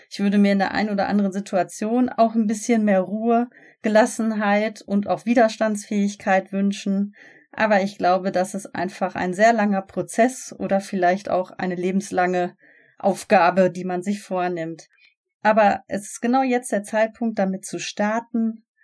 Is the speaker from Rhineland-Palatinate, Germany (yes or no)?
no; Gelsenkirchen, North Rhine-Westphalia, Germany; now in Bochum, Germany; ich bin 38 Jahre alt, aufgewachsen in Gelsenkirchen und lebe seit ein paar Jahren in Bochum.